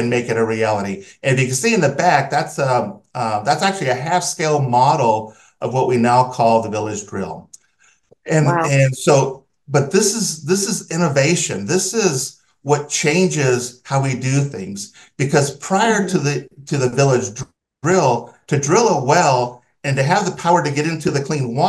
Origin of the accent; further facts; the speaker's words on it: Southern California, United States; I grew up in Southern California in the USA, and my water came out of a tap